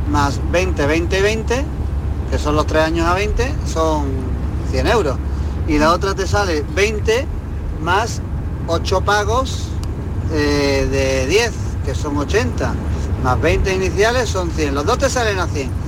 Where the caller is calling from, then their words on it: Granada, Andalusia, Spain; Hola, buenas tardes, soy … de Granada.